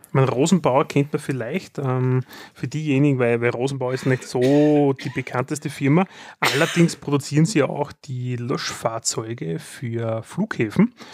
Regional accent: Austria; wir sind Österreicher

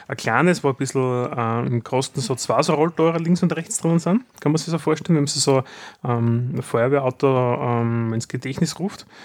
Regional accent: Austria; wir sind Österreicher

